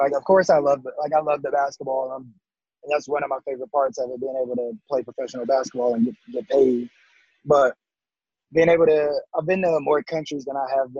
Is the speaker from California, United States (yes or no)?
no; North Carolina, United States; I'm born and raised in North Carolina and I live in Charlotte.